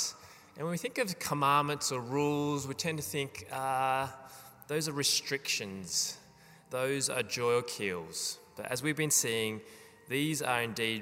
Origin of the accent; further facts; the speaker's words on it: Australia; as Australian citizens